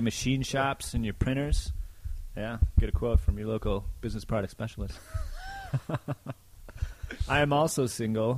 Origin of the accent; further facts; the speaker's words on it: Wausau, Wisconsin, United States; I am from Wausau originally, which is right around Stevens Point. So I've lived in this area my whole life.